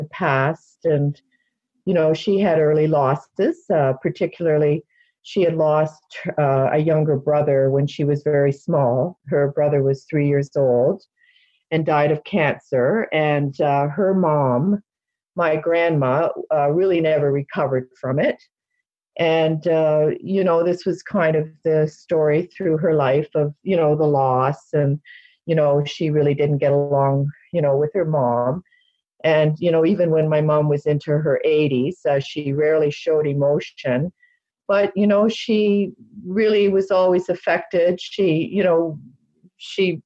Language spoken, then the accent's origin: English; Toronto, Ontario, Canada; I was born in Toronto, Canada, in 1953